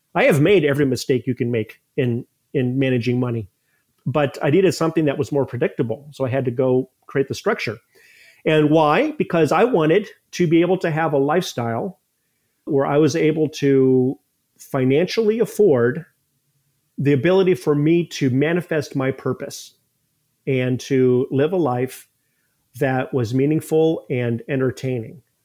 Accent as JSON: {"language": "English", "region": "Ohio", "country": "United States", "tie": "born or raised there", "also_born_or_lived": "Columbus, Ohio", "moved": "as an adult", "lives_now": "St. Petersburg, United States", "said": "I moved to Saint Pete about twenty years ago, but I grew up in Ohio"}